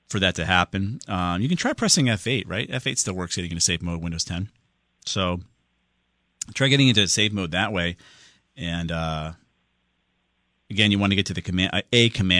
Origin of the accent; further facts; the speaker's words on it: Southington, Connecticut, United States; Southington, my hometown